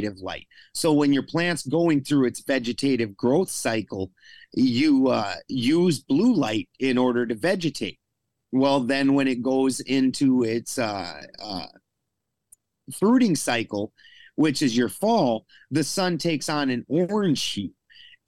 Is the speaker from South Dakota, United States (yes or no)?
yes; South Dakota, United States; also born or lived in Colorado; I'm from South Dakota